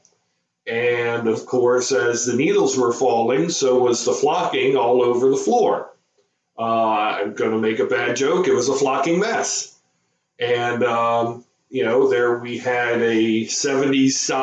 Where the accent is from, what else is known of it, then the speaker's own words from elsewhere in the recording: Howard County, Maryland, United States; growing up in Howard County, Maryland in the 70s, it was a little bit different than it is now. You didn't have, maybe only about a third of the people lived here.